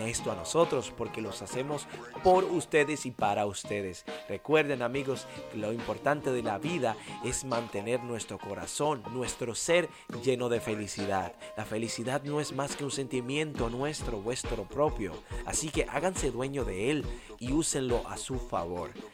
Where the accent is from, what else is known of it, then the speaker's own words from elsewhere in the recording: Dominican Republic; nuestro país, la República Dominicana